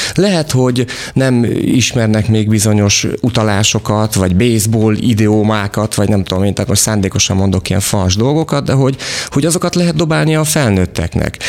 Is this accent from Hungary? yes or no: yes; Vas, Hungary; én Vasmegyei vagyok